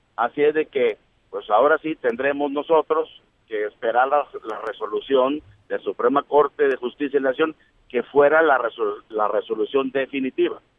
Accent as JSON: {"language": "Spanish", "country": "Mexico", "said": "como mexicanos"}